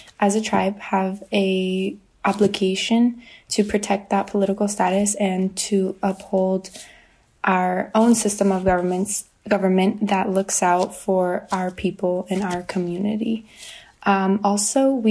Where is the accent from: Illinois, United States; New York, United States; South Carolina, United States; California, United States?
California, United States; Viejas Band of Kumeyaay Indians; I'm from the Viejas Band of Kumeyaay Indians.